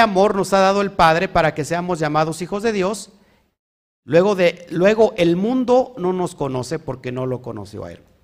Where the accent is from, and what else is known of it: Mexico